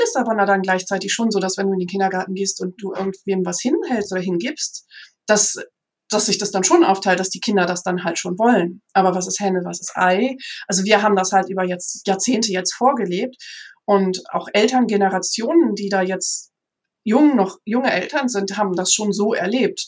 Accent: Münsterland, North Rhine-Westphalia, Germany; ich selber bin aufgewachsen im Münsterland

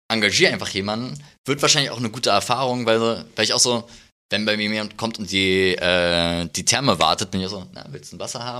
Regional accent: Berlin, Germany; now in Cologne, Germany; aus Berlin. Ja. ja. Ich bin halt in Kalzors groß geworden.

